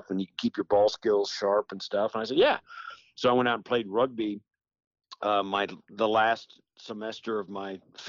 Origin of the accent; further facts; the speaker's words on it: western Kansas, United States; also born or lived in Illinois; I grew up in western Kansas, in rural Kansas.